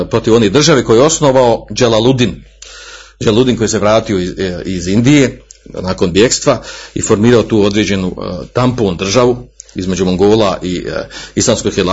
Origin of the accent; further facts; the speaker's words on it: Bosnia & Herzegovina; kod nas u Bosni